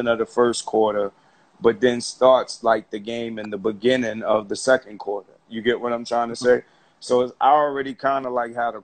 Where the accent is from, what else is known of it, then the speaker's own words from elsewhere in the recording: New York City, New York, United States; I'm from Harlem